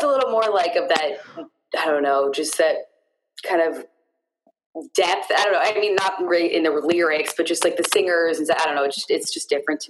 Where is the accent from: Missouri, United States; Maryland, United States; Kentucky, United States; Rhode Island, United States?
Missouri, United States; St. Louis; moved away as an adult; now in Boston, United States; I moved from St. Louis to Boston, I guess like 6 years ago.